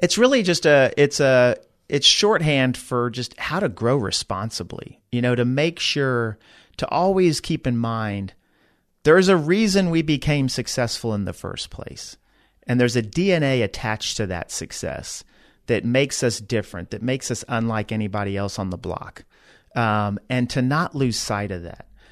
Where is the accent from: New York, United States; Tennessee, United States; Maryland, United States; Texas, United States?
Texas, United States; Dallas; moved away as an adult; also born or lived in Georgia; now in San Antonio, United States; I grew up in Dallas, went away to University of Georgia